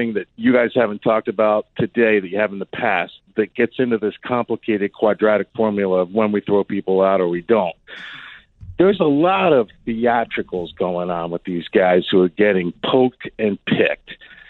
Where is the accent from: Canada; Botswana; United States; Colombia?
United States; Philadelphia, Pennsylvania; now in Chicago, United States; I grew up in Philly